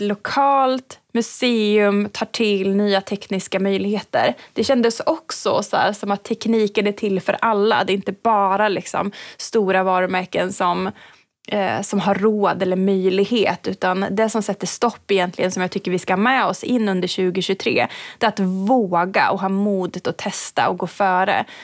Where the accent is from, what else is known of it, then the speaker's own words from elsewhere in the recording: Hagfors, Värmland, Sweden; är från norra Värmland eh, så att min mm. hemkommun mm. Hagfors har ett eh, järnvägsmuseum som jag också växte upp med